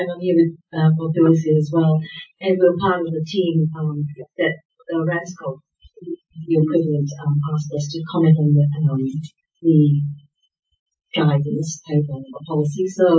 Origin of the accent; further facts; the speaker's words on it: Australia; I'm from Australia.